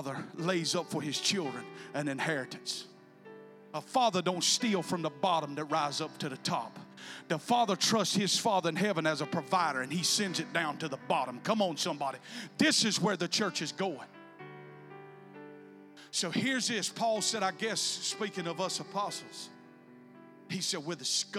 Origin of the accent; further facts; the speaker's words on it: South Georgia, United States; also born or lived in Bacon County, Georgia; I was born and raised in South Georgia